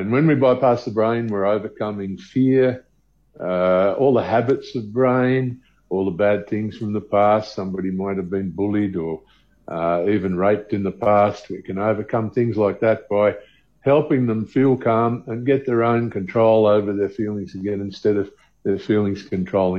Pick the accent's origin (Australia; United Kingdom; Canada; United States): Australia; now in South Africa; I'm originally from Australia